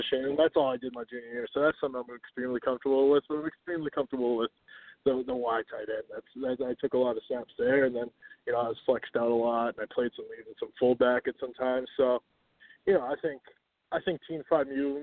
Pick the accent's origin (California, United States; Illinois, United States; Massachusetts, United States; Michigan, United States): Massachusetts, United States; Reading; I'm from Reading, Massachusetts